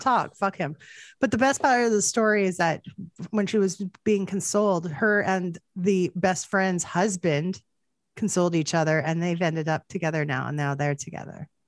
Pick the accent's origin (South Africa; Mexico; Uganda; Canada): Canada; as a Canadian